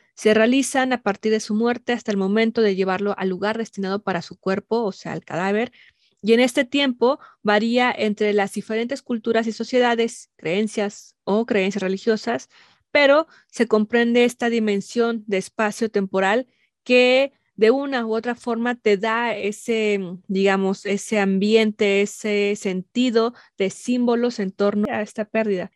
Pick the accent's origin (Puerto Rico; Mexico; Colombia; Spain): Mexico; nos han formado como mexicanas, como mexicanos